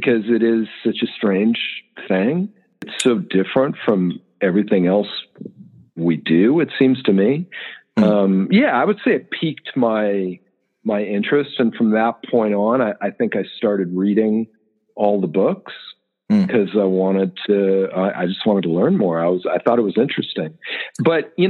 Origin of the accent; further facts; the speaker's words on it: Los Angeles, California, United States; I grew up in like a suburb of Los Angeles in the San Fernando Valley.